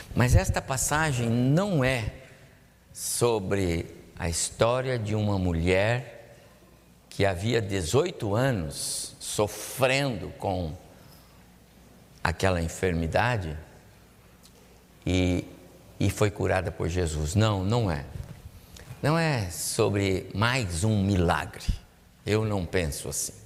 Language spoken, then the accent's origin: Portuguese; São José dos Campos, São Paulo, Brazil; eu me lembro da minha infância, lá na Vila Maria, aqui em São José dos Campos mesmo